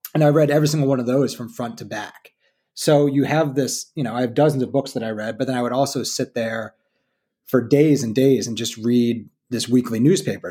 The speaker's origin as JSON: {"language": "English", "region": "New York", "country": "United States", "tie": "born or raised there", "said": "I grew up in New York"}